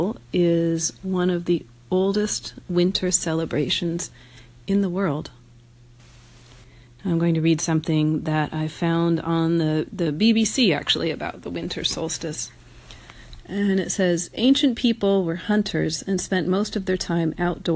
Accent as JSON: {"language": "English", "town": "Jamestown", "region": "New York", "country": "United States", "tie": "born or raised there", "moved": "yes", "said": "I was born in Jamestown."}